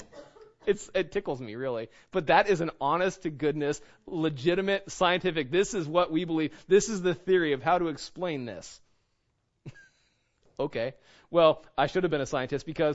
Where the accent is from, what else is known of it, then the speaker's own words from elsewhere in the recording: United States; I'm not an American. I am by birth. I'm a citizen